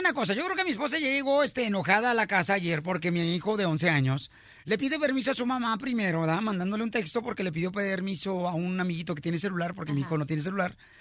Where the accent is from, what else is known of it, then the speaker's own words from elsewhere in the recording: Autlán, Jalisco, Mexico; moved away; de Cotlán, Jalisco, de mi tierra natal